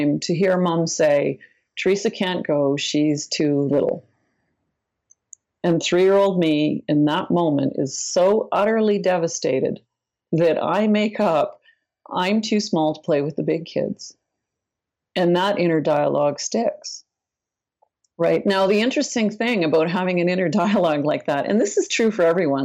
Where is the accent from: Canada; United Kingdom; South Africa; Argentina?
Canada; Northern Ontario; I'm not only from Canada, I'm from Northern Canada, Northern Ontario. You know, I basically grew up in a Mark Twain novel